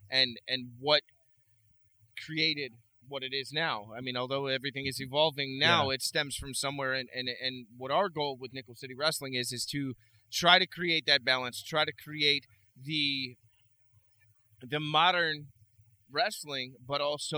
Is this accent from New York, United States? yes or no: yes; Buffalo, New York, United States; It took me about 2 years before I wrestled in front of my hometown crowd.